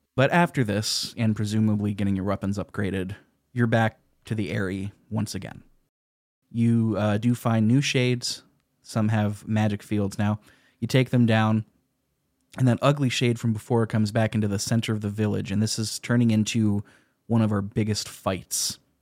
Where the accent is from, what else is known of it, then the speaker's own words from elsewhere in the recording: United States; as an American